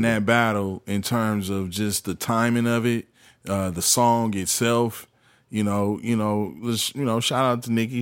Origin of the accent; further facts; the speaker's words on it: the Bay Area, California, United States; I'm from the Bay